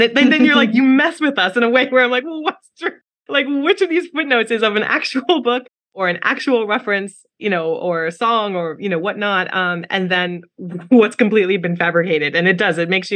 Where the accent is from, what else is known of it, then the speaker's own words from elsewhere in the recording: New York, United States; I grew up in New York